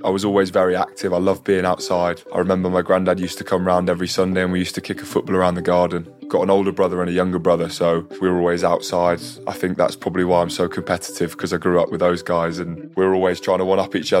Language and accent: English; Norfolk, East of England, United Kingdom; moved away; I grew up in Norfolk, which is quite a rural area, lots of fields and lots of countryside.